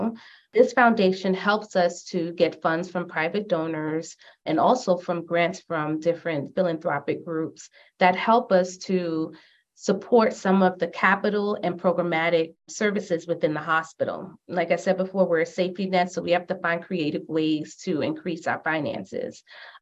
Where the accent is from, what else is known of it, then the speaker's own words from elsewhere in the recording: New York City, New York, United States; born and raised in Brooklyn, everything Brooklyn